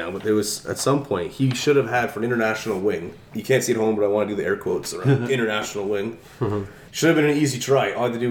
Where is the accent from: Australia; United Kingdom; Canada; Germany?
Canada; I'm the only Canadian born.